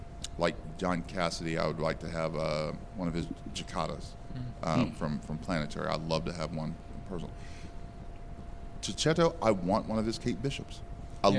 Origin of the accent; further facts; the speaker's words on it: United States; You know, as American, I want to see the Red Skull get his comeuppance.